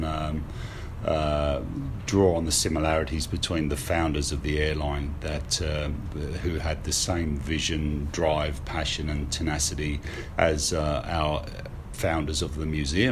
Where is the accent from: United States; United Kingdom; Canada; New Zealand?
United Kingdom; moved away as an adult; also born or lived in Sydney, Australia; now in Australia; I grew up in the UK